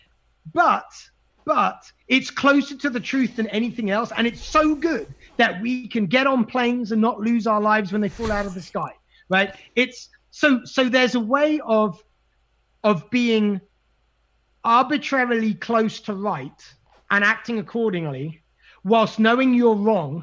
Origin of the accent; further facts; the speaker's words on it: United Kingdom; now in Seattle, United States; I and a lot of other Brits, because I'm still a Brit, even though I'm also an American